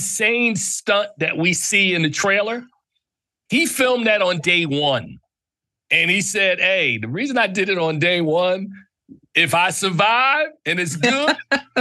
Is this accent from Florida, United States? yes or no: no; New Jersey, United States; I'm from Jersey.